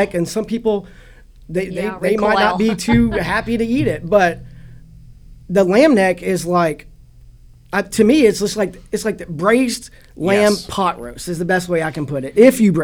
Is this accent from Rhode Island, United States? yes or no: no; Wilmore, Kentucky, United States; also born or lived in Bagdad, Kentucky / Frankfort, Kentucky; I was raised in Wilmore, Kentucky, on a small farm out there